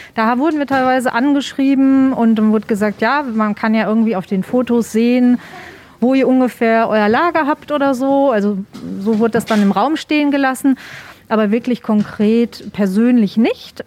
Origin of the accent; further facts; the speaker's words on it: Germany; wir hier als Deutsche oder generell als EuropäerInnen